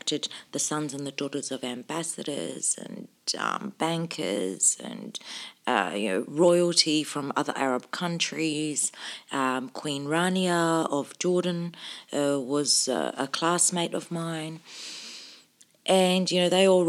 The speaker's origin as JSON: {"language": "English", "town": "Sydney", "region": "New South Wales", "country": "Australia", "tie": "born or raised there", "also_born_or_lived": "Cairo, Egypt / Albury-Wodonga", "said": "that I'd been growing up in Australia"}